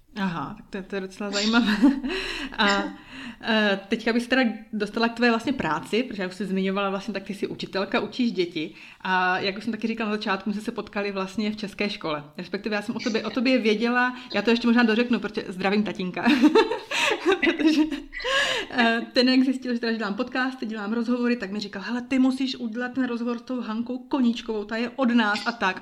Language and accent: Czech; Uherský Brod, Zlín Region, Czechia; now in Bern, Switzerland; rodačky z Uherského rodu